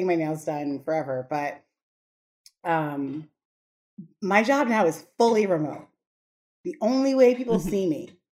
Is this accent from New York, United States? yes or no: yes; New York City, New York, United States; We grew up in Brooklyn.